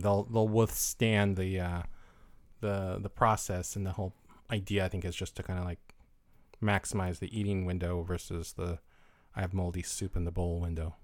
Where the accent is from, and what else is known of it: United States